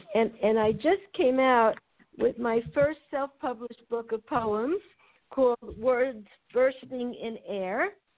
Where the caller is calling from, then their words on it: La Jolla, California, United States; From La Jolla.